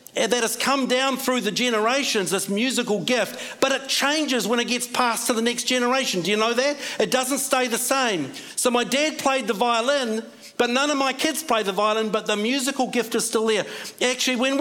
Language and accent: English; Scotland, United Kingdom; now in New Zealand; I'm Scottish.